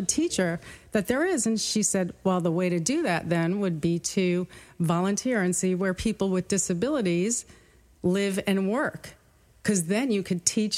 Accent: New York City, New York, United States; I grew up in Brooklyn, New York

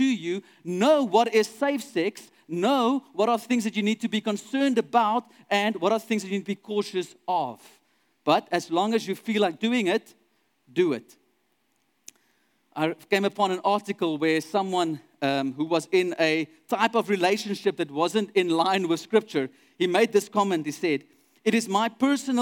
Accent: Douglas, Northern Cape, South Africa; I grew up in Douglas, which is a very small town in the middle of the Northern Cape, close to Kimberley

